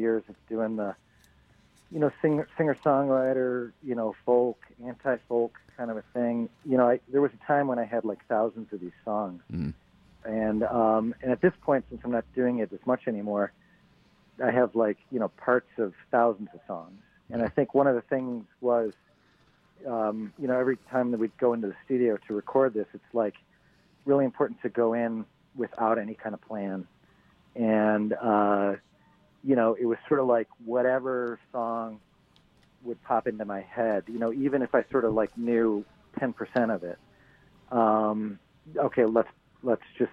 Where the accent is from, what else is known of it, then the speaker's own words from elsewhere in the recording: Midwest, United States; moved away; also born or lived in Bay Area, California; I grew up in the Midwest, you know, in the 80s